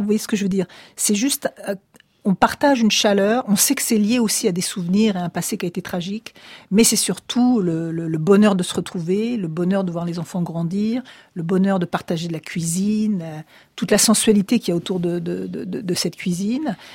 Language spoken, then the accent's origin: French; Paris, Île-de-France, France; moi je suis née à Paris